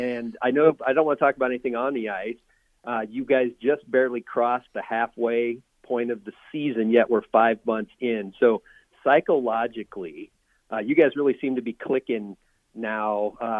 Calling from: Lincoln, Nebraska, United States; I'm usually … from Lincoln when I call in.

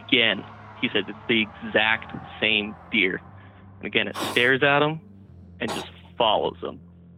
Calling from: Salt Lake City, Utah, United States; from Salt Lake City, Utah.

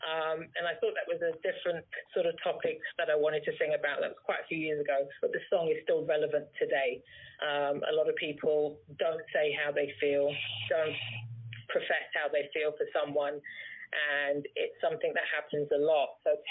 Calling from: London, United Kingdom; I'm calling from London, the United Kingdom.

